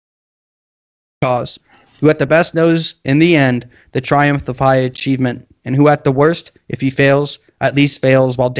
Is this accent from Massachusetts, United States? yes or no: yes; Massachusetts, United States; We're all from Mass